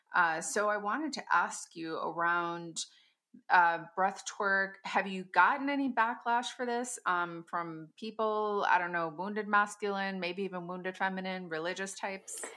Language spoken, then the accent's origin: English; Wisconsin, United States; I hold Sister Circle here in my hometown, and I live in the Midwest